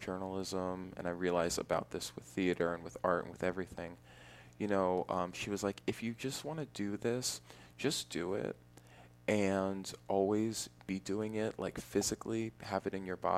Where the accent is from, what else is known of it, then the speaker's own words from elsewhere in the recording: Walnut Creek, California, United States; also born or lived in Connecticut / New York; I was born in Walnut Creek, California